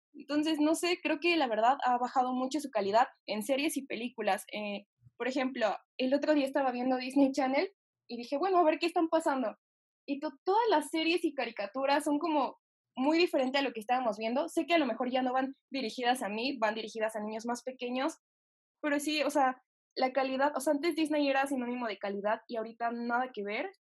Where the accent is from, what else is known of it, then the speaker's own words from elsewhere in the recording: Mexico; porque sea mexicana